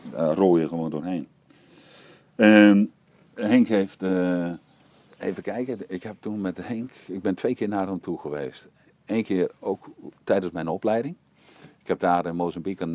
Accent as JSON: {"language": "Dutch", "region": "East Groningen", "country": "Netherlands", "said": "ik kom uit Oost-Groningen weinig werk"}